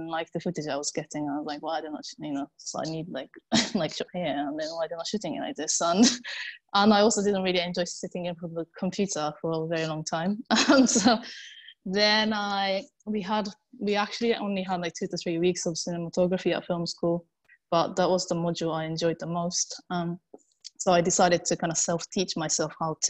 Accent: Japan; English is a second language; moved away as an adult; now in London, United Kingdom; I'm originally from Japan. I live in London now

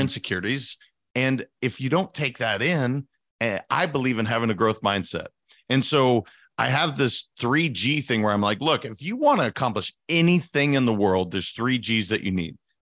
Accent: Montana, United States; also born or lived in California; now in Florida, United States; I'm a guy from Montana

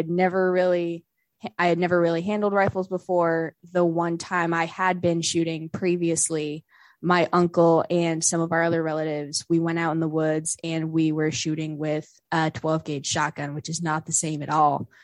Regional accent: West Virginia, United States; moved away as an adult; now in Georgia, United States; I was born and raised in West Virginia

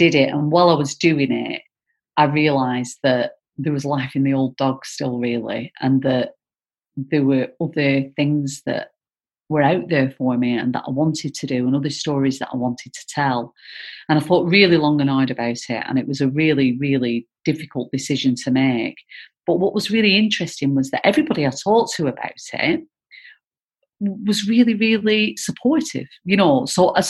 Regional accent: Bacup, North West England, United Kingdom; where I grew up in Bacup

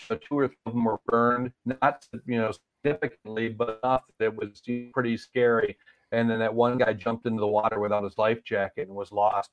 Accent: Marquette, Michigan, United States; I grew up in Marquette, so that's literally you know within 70 miles of where the Edmund Fitzgerald went down.

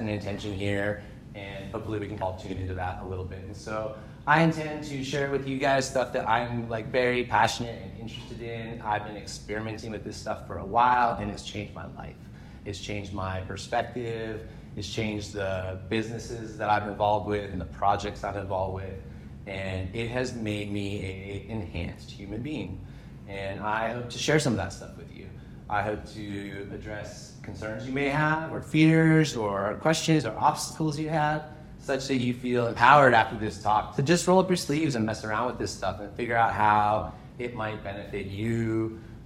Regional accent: California, United States; moved away as an adult; now in Canada; I grew up in California. I moved here to Canada to go to university

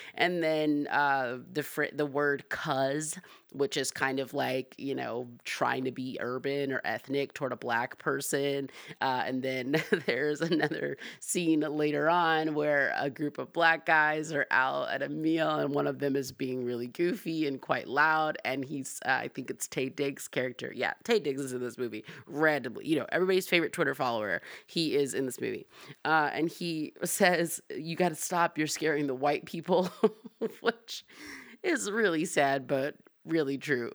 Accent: Atlanta, Georgia, United States; I'm from Atlanta, I'm black

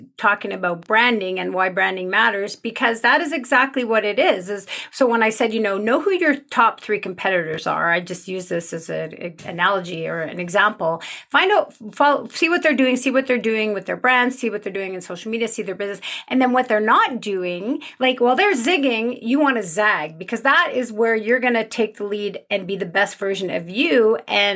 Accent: Montreal, Quebec, Canada; now in Calgary, Canada; So I'm originally from Montreal, but I'm living in Calgary now out west.

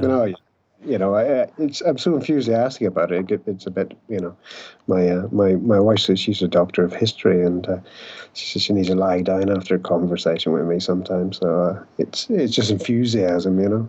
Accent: Ireland; I'm an Irish alcoholic

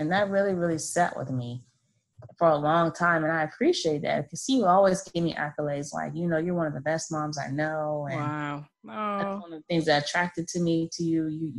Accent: Florida, United States; So I have two girls, 13 and 8, and I'm from Florida.

